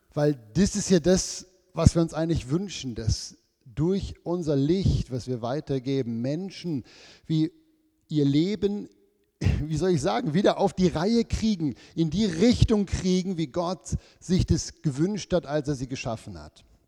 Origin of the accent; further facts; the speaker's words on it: Switzerland; wir sind ja als Schweizer oder Leute im Westen